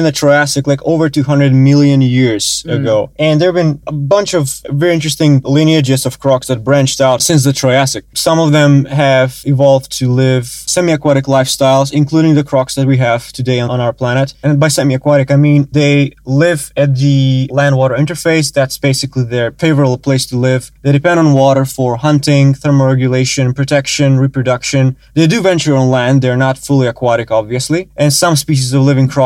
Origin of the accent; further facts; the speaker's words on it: North Macedonia; moved away as an adult; North Macedonia, yes